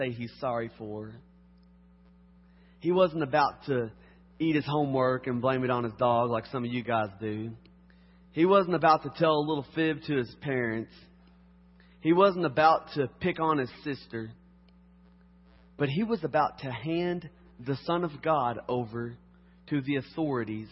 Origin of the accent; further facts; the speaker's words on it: Harrodsburg, Kentucky, United States; moved away; I'm from Kentucky.